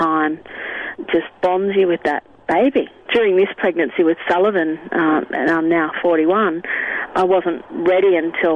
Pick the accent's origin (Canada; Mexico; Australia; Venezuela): Australia; Sydney, New South Wales; I grew up in Sydney